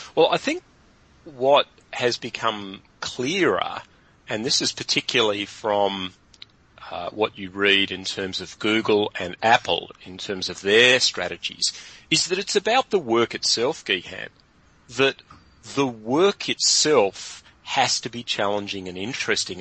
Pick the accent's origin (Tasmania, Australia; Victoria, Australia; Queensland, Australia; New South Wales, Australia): Tasmania, Australia; Hobart; moved away as an adult; also born or lived in London; I'm originally from Hobart